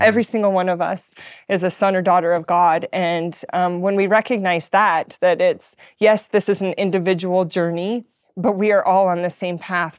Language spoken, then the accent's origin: English; Utah, United States; I grew up in Utah